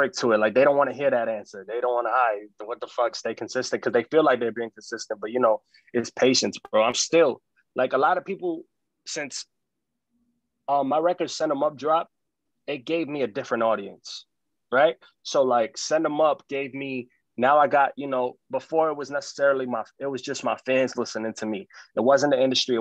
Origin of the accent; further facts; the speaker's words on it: New York City, New York, United States; I'm an artist from New York City.